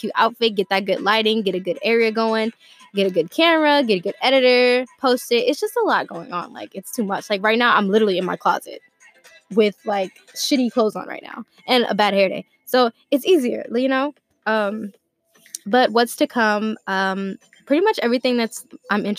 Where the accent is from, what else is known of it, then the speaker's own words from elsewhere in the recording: Atlanta, Georgia, United States; I'm from Atlanta, Georgia